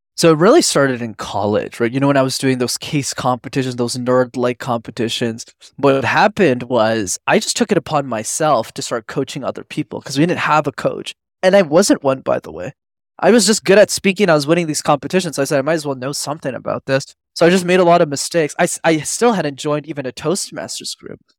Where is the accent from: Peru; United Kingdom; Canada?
Canada; Montreal, Quebec; I grew up in Montreal in Canada, which I'm still based